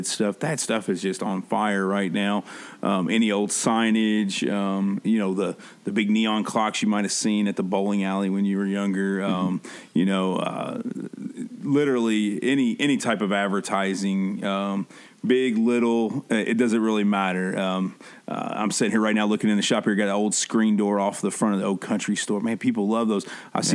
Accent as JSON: {"language": "English", "region": "Midwest", "country": "United States", "tie": "born or raised there", "said": "We grew up here in the Midwest"}